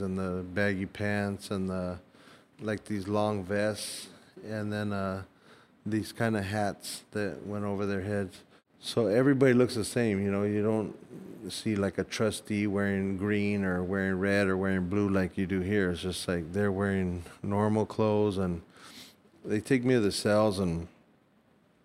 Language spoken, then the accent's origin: English; United States; I'm American